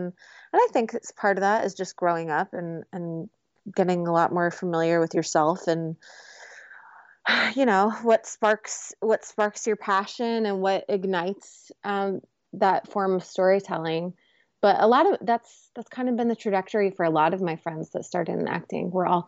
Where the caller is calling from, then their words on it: Los Angeles, California, United States; Los Angeles, California.